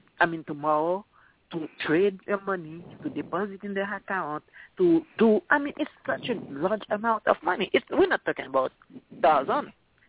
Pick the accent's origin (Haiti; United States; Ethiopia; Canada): Haiti; moved away; I'm from Haiti.